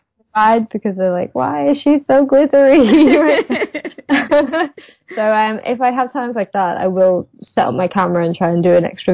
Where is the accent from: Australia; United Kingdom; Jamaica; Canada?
United Kingdom; I'm British. I like tea